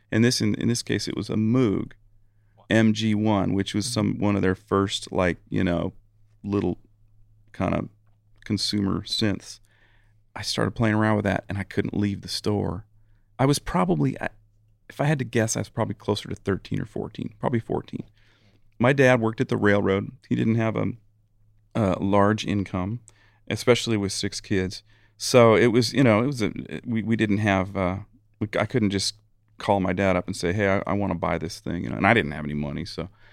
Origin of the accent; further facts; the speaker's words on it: Eugene, Oregon, United States; my hometown of Eugene, Oregon.